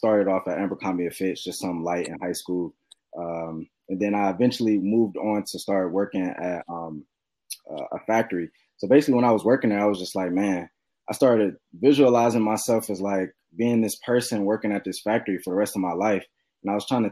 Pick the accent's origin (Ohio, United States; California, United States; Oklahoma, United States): Ohio, United States; Cleveland; I'm from Cleveland, Ohio